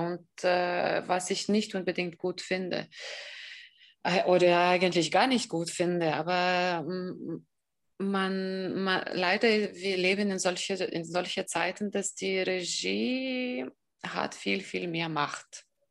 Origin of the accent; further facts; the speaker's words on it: Kaunas, Kaunas County, Lithuania; German is a second language; moved away as an adult; now in Germany; in Kaunas, wo ich geboren bin und wo ich studiert habe